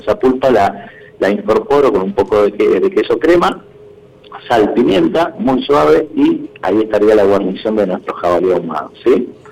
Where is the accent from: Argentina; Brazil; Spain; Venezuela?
Argentina; Mendoza; como bien mendocino que soy, de pura cepa